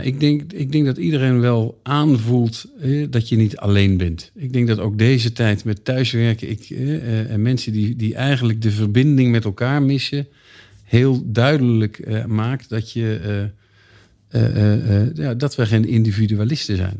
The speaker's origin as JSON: {"language": "Dutch", "town": "Eindhoven", "region": "North Brabant", "country": "Netherlands", "also_born_or_lived": "Leiden", "moved": "as an adult", "said": "ik kom uit Eindhoven. Toen ik in 1989 ging studeren in Leiden"}